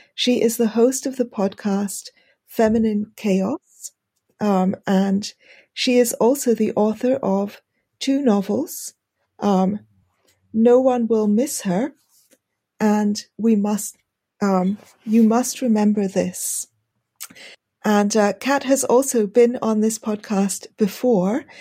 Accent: United Kingdom; accent: British; my British accent

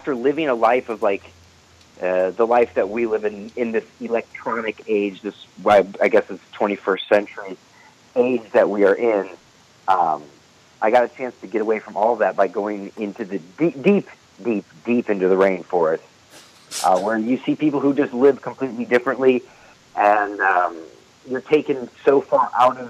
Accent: St. Louis, Missouri, United States; I have friends that I grew up with in St. Louis

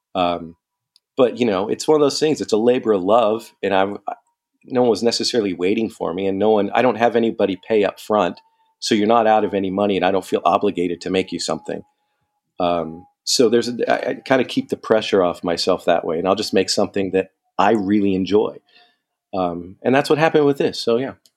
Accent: San Diego, California, United States; moved away as an adult; I'm from San Diego, and I, I used to live all over the place. So, I came back home here

